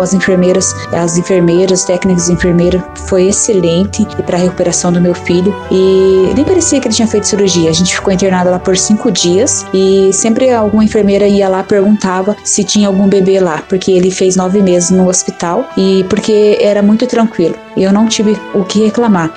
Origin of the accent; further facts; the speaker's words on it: Piraquara, Paraná, Brazil; sou aqui de Piraquara, do bairro Jardim Santa Mônica